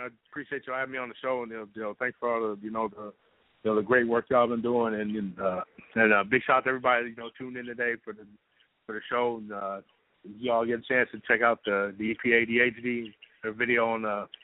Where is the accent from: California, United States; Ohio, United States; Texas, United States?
Ohio, United States; Cleveland; I'm from Cleveland